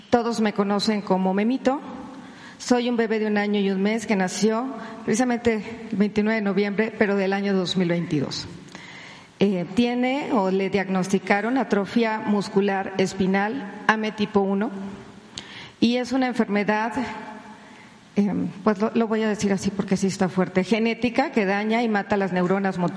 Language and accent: Spanish; Poza Rica, Veracruz, Mexico; soy de Poza Rica, Veracruz, y tengo seguridad social precisamente en el Instituto Mexicano del Seguro Social